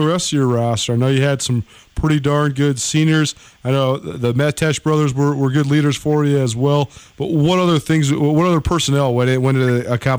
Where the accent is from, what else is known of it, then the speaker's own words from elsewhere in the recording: Missoula, Montana, United States; I grew up in Missoula.